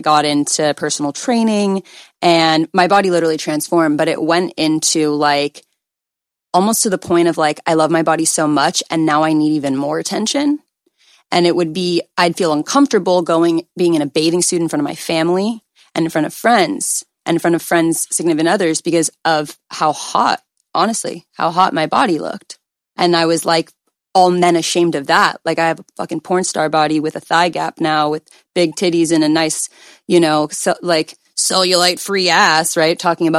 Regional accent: Calabasas, California, United States; I'm 24, but by the time it does, it'll probably be 25. And I grew up in Calabasas, so I literally went to high school with like Kylie Jenner.

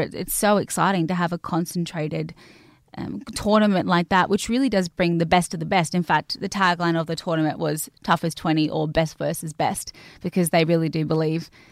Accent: Cairns, Queensland, Australia; I grew up in Cairns in North Queensland

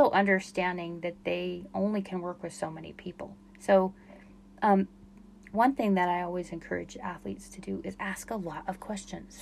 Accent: Utah, United States; I'm from Utah

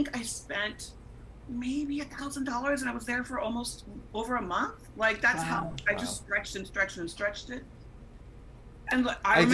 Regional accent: Los Angeles, California, United States; also born or lived in Visalia, California / Farmersville, California / Berkeley, California; I claim Los Angeles. I was born in Canoga Park in the Valley.

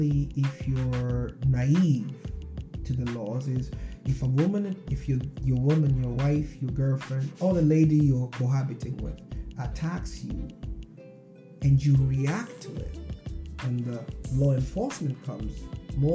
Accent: Nairobi, Kenya; moved away as an adult; also born or lived in Wichita, Kansas; now in Seattle, United States; I was in Nairobi, Kenya. I was raised right in Langata, where my home was bordered by a little fence by the biggest like animal reserve in the world.

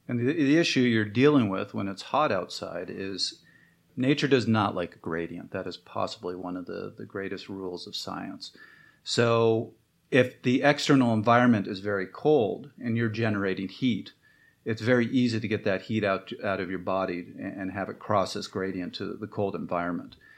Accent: Canada; I'm Canadian

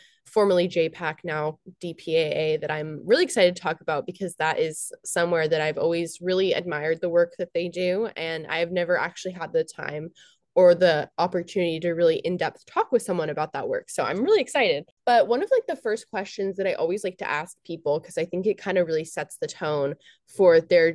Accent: California, United States; I'm from California

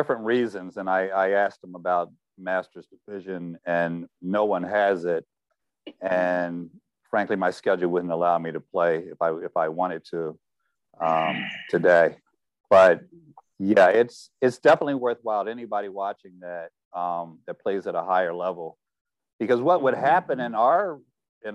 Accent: Philadelphia, Pennsylvania, United States; I grew up in North Philadelphia.

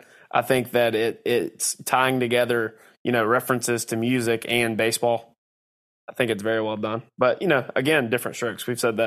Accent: the South, United States; people our age and older experience growing up in the South.

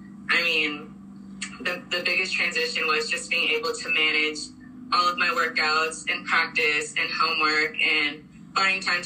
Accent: Orange, California, United States; moved away as an adult; now in Columbus, United States; I'm from California

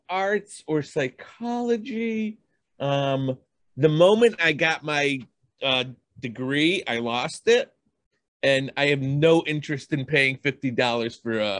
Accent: Boston, Massachusetts, United States; So, you know, I'm from Boston, lived all over. That's the story of me.

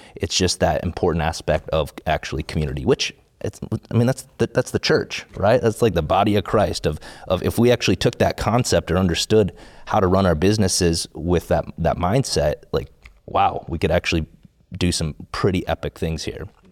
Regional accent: South Dakota, United States; I grew up in South Dakota

